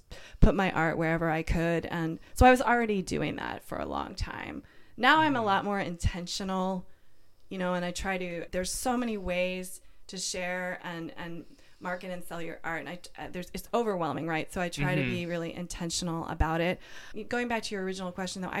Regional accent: Washington, District of Columbia, United States; moved away as an adult; now in San Francisco, United States; I'm from Washington, D.C.

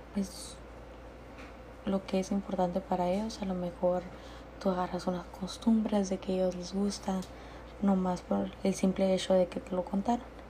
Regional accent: Jecori, Sonora, Mexico; Yo soy de Jecori, Sonora

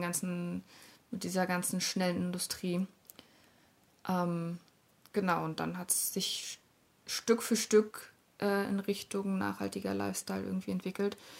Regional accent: Berlin, Germany; Ich bin ja in Berlin aufgewachsen, auch in Kreuzberg

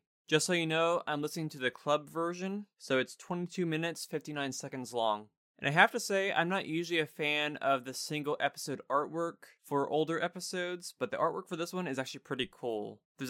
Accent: Greece; No, I'm from Greece.

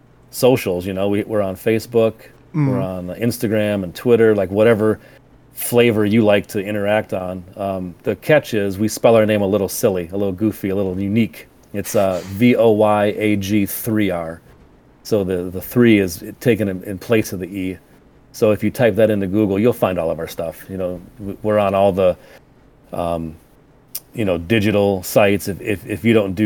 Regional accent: Michigan, United States; Little Caesars is from our town

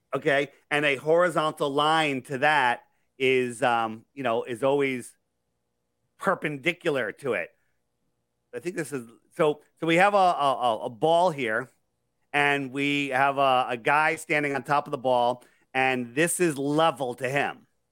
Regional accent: California, United States; I'm from Cali

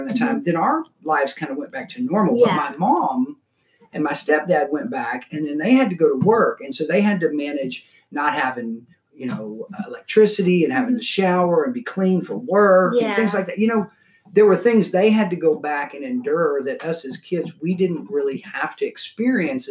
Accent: La Marque, Texas, United States; growing up in Galveston County in Lamarck, Texas

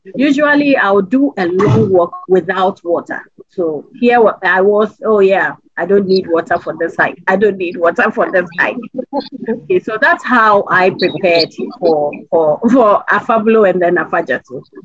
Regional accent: Ghana; as a Ghanaian

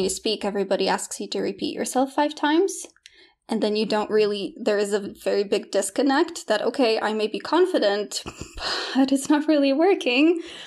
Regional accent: Poland; English is a second language; moved away; also born or lived in United Kingdom / Australia; I was born in Poland, grew up in Poland, and then we, my, my family decided to move to the U K

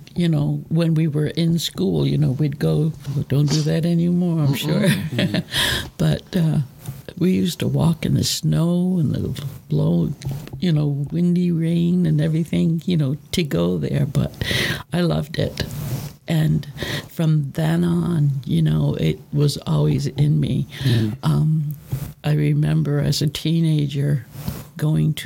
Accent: Augusta, Maine, United States; moved away as an adult; now in Skowhegan, United States; I'm from Augusta, and I didn't like being up this far

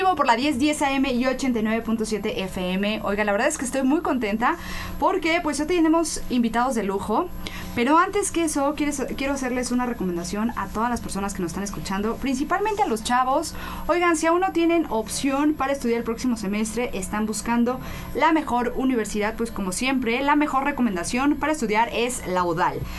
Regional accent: Mexico; somos los mismos mexicanos quienes no lo valoramos

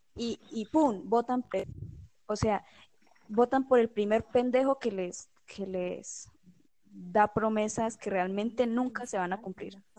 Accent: Colombia; los colombianos

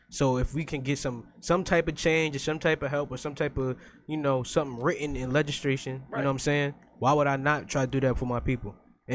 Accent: Newark, New Jersey, United States; also born or lived in Sayreville, New Jersey; I'm from Newark and Sayreville, New Jersey.

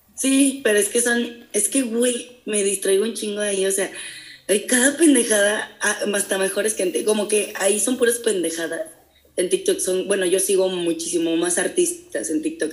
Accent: Amealco, Querétaro, Mexico; moved away as an adult; also born or lived in San Juan del Río, Mexico / United States; now in Querétaro, Mexico; no soy de Américo soy de San Juan del Río, pero este, crecí en Américo

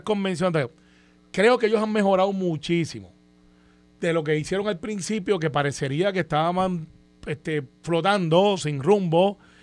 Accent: Puerto Rico; lo que damos en Puerto Rico

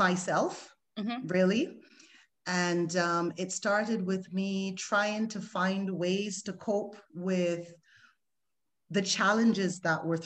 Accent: Barbados; moved away as an adult; I moved from the West Indies, I'm from Barbados, to the Western world

